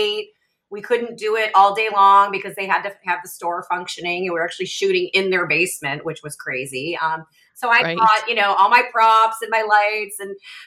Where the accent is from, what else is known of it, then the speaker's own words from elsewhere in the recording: Rochester, New York, United States; moved away as an adult; also born or lived in Buffalo, United States / Atlanta, United States / Australia; now in St. Petersburg, United States; I was born in Buffalo, but grew up in Rochester